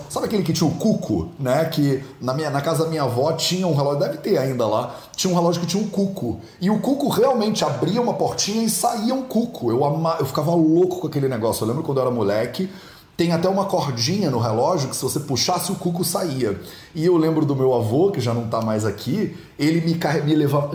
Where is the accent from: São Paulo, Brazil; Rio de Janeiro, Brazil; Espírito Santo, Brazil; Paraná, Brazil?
Rio de Janeiro, Brazil; also born or lived in Jamnagar, India; now in Guimarães, Portugal; eu sou carioca, eu conheço a água lá